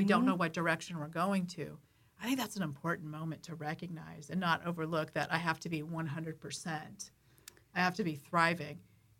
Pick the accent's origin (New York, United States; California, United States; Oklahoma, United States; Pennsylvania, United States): California, United States; San Diego; we grew up in La Jolla. I still live in San Diego now.